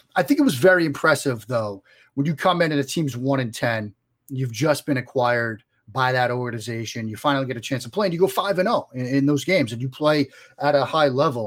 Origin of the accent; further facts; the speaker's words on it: Boston, Massachusetts, United States; if my accent doesn't give it away, I'm originally from the Boston area